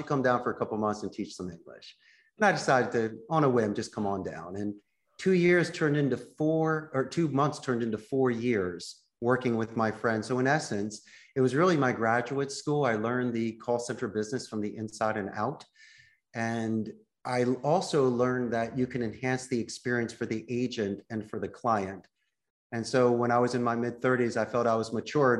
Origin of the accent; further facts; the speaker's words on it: Philadelphia, Pennsylvania, United States; moved away as an adult; also born or lived in Arizona; now in Costa Rica; I'm a very proud Philadelphia boy. So I grew up in Northeast Philadelphia.